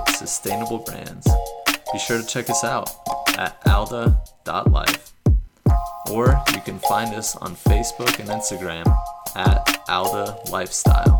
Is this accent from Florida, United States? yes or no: yes; Gainesville, Florida, United States; I grew up in Gainesville, Florida, running barefoot in the creeks